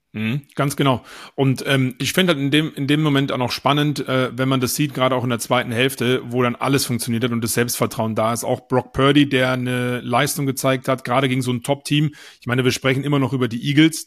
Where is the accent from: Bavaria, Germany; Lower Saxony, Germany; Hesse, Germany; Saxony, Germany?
Bavaria, Germany; bei uns in Bayern